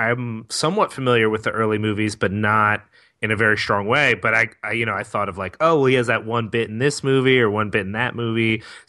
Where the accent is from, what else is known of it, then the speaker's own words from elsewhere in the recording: Philadelphia, Pennsylvania, United States; I'm filled with shame for Philadelphia as a Philadelphian.